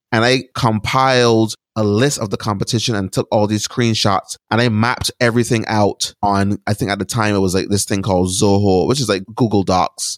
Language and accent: English; Barbados; moved away as an adult; now in United States; So I was born and raised in Barbados. I lived there until I was about eighteen years old. And then I moved to the United States to go to college